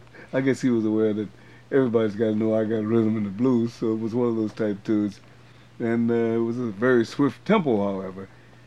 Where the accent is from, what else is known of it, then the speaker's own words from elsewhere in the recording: St. Louis, Missouri, United States; moved away; the … Band out of St. Louis, my hometown.